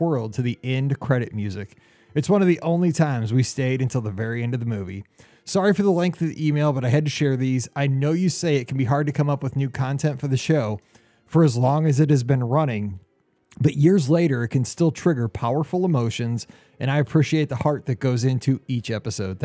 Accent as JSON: {"language": "English", "region": "Midwest", "country": "United States", "said": "I'm from the Midwest"}